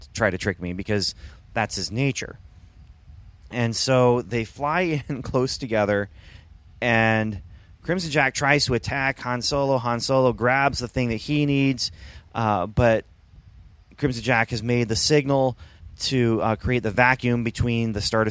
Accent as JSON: {"language": "English", "country": "Canada", "tie": "born or raised there", "said": "I grew up in Canada"}